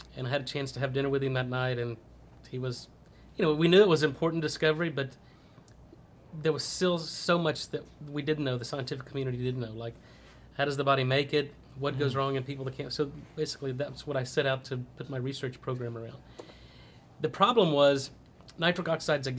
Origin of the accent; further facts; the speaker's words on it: Texas, United States; also born or lived in Louisiana / Boston; I'm a Texas boy. I grew up in Texas